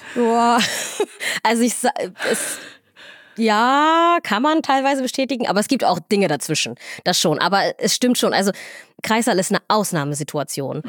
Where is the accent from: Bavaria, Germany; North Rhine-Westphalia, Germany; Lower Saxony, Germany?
Lower Saxony, Germany; Göttingen; moved away as an adult; also born or lived in Somalia; now in Northern Germany, Germany; ich bin ja irgendwie in Deutschland aufgewachsen, ich lebe mein ganzes Leben hier